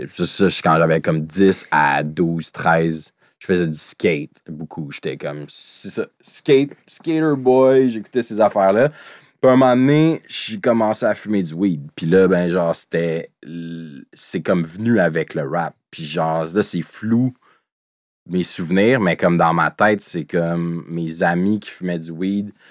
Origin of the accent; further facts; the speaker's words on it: Greenfield Park, Quebec, Canada; Comme moi, je viens de Greenfield, ça arrive sud